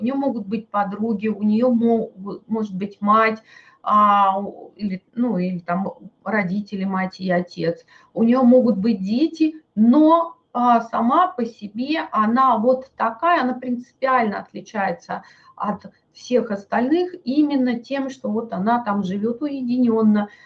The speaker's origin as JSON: {"language": "Russian", "town": "Novosibirsk", "region": "Novosibirsk Oblast", "country": "Russia", "said": "мой муж с Кавказа, а я вот тут из Новосибирска"}